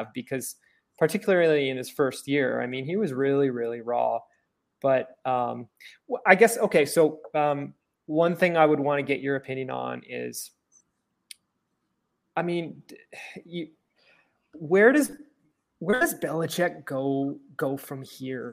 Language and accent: English; Toronto, Ontario, Canada; I grew up in Toronto